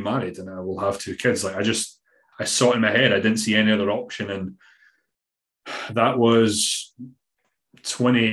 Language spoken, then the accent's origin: English; Scotland, United Kingdom; accent: Scottish; my Scottish accent